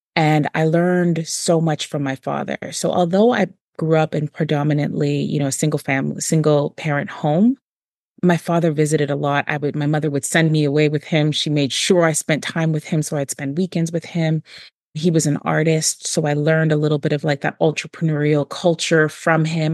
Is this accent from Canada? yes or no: yes; Toronto, Ontario, Canada; I grew up in Moss Park